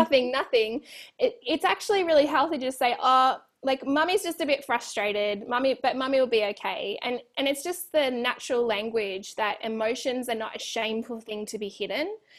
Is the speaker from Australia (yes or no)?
yes; Australia; moved away as an adult; now in California, United States; I'm Australian